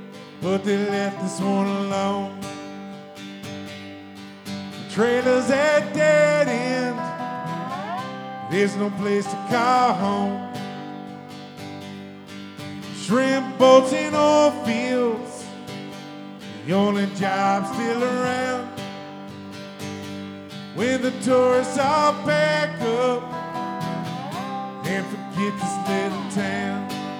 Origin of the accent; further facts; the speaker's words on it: Crystal Beach, Texas, United States; now in Houston, United States; I grew up in a small town down on the coast of Texas called Crystal Beach, Bolivar Peninsula. Y'all may know the big town down there called Galveston. But I lived over across the ferry boat.